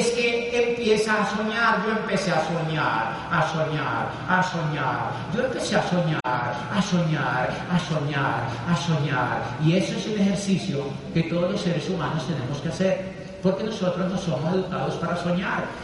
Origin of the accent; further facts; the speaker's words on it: Peru; pero somos peruanos también.